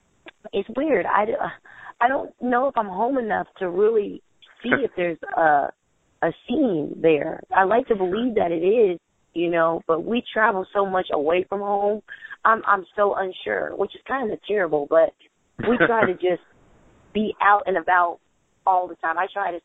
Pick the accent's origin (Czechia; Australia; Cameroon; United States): United States; Clarksville, Tennessee; And, of course, I'm from my hometown, Clarksville, Tennessee.